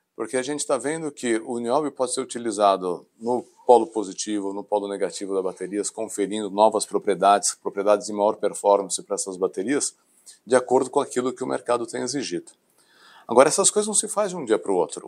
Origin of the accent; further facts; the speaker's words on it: São Paulo, Brazil; nasci aqui em São Paulo, na capital, me formei na Universidade de São Paulo